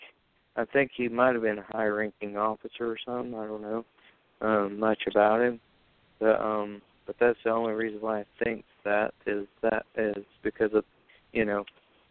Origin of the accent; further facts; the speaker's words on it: the South, United States; I'm a Southerner